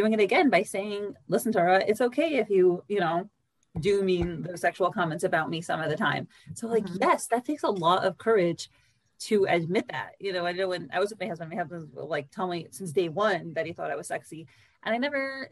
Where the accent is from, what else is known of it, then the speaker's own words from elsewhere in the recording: New York City, New York, United States; I grew up in New York City